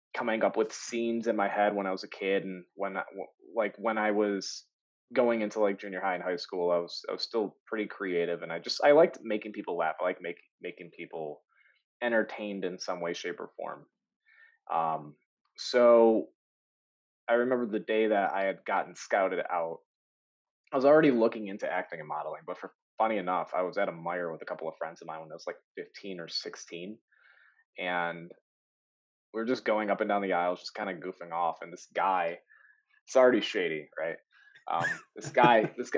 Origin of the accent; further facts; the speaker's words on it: Michigan, United States; I'm from Michigan